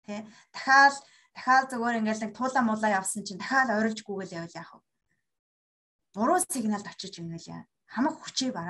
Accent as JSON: {"language": "Mongolian", "country": "Mongolia", "tie": "born or raised there", "said": "би өөрөө Монгол соёлд өссөн"}